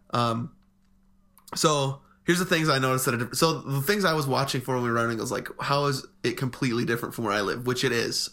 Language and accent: English; Midwest, United States; moved away; we grew up in the Midwest